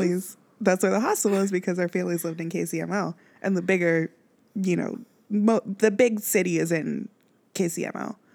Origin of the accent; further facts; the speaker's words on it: Kansas City, Missouri, United States; moved away; if I'm from Kansas, even out here, if I wear royals out there, like, "You from Kansas City?" I'm like, "Yeah."